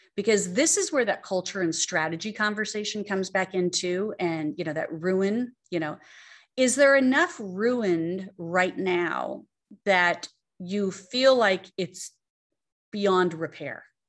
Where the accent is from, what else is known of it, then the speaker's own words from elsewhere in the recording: Arizona, United States; growing up in Arizona and having real estate